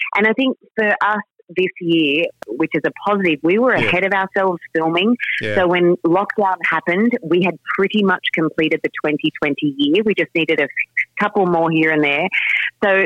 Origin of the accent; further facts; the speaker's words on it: Port Stephens, New South Wales, Australia; in my hometown of Port Stephens, which is near Newcastle in New South Wales